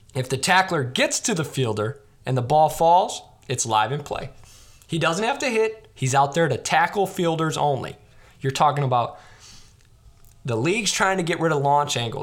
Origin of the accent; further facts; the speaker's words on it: Chicago, Illinois, United States; I grew up in Chicago